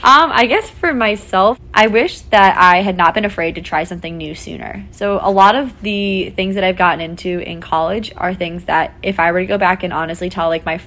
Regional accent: Fairfield, Connecticut, United States; I am a current senior here at Notre Dame studying neuroscience and education, schooling and society, and I am from Fairfield, Connecticut.

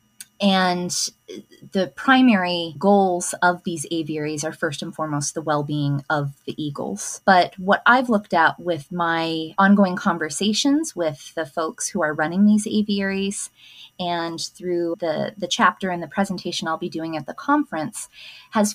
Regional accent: Tulsa, Oklahoma, United States; I come from Tulsa, Oklahoma.

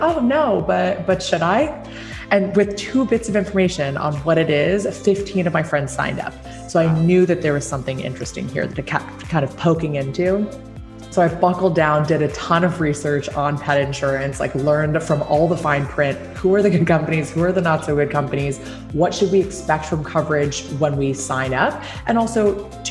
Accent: Hong Kong; moved away as an adult; also born or lived in New Jersey, United States; now in West Coast, United States; I actually was born and raised in Hong Kong. I spent 18 years growing up there before coming to the US for college.

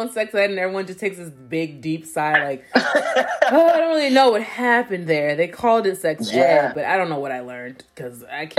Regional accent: New York, United States; as a New Yorker

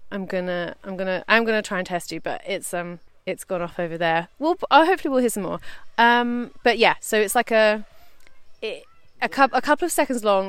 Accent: London, United Kingdom; we grew up in Southeast London, where pigeons were sort of mostly what we saw.

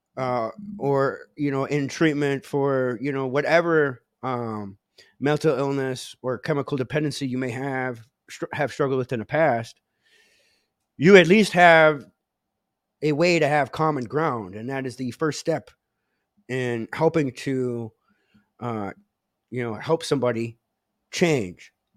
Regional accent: Menominee Indian Tribe of Wisconsin, United States; I come from the Menominee Indian tribe of Wisconsin.

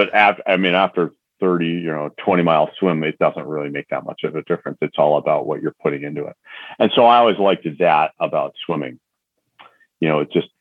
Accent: Northeastern Pennsylvania, United States; So I'm from the Northeast. So we all, you know, part of the country, you know, Northeastern Pennsylvania

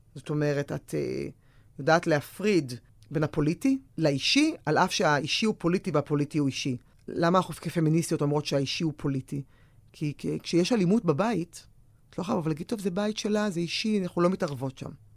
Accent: Tel Aviv, Tel Aviv District, Israel; אני גדלתי בתל אביב

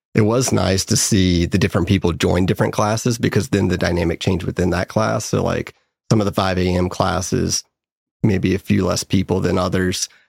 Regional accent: Raleigh, North Carolina, United States; now in Charlotte, United States; born and raised in Raleigh

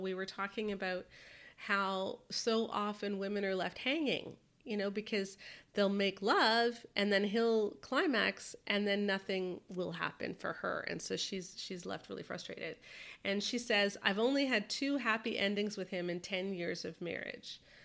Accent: Canada; speaking as a Canadian

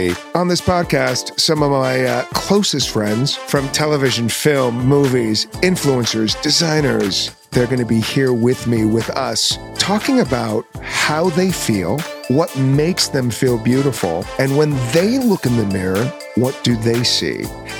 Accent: Glendale, California, United States; moved away as an adult; also born or lived in New York / Los Angeles; I grew up in Glendale, California. And then I moved to New York when I was 22 to be on a soap opera

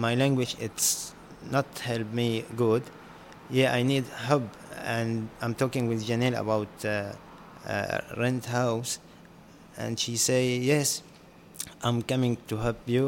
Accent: Syria; English is a second language; moved away as an adult; also born or lived in Jordan; now in Newcastle, Australia; I'm coming from Syria, from the war

